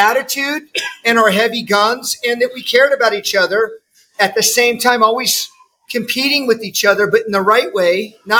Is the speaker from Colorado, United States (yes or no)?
no; Kansas City, Missouri, United States; Yeah, and I'm from Kansas City.